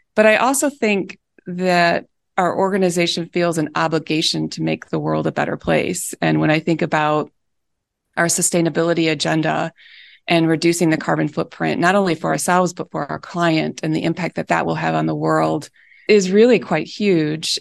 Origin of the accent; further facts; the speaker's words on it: Michigan, United States; moved away as an adult; also born or lived in Chicago; I had never, uh, moved away from growing up in Michigan